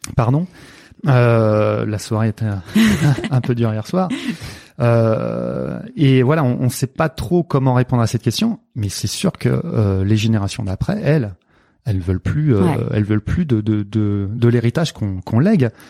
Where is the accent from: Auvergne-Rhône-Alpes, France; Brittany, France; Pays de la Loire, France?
Pays de la Loire, France; Nantes; je suis né à Nantes